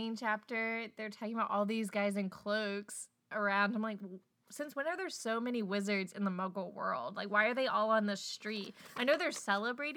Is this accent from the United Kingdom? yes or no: no; Maryland, United States; We're from Maryland